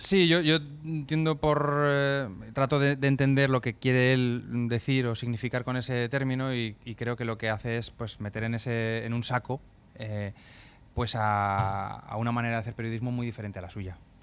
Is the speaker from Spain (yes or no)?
yes; Zaragoza, Aragon, Spain; moved away as an adult; now in Catalonia, Spain; los dos nacimos en Zaragoza en los años 80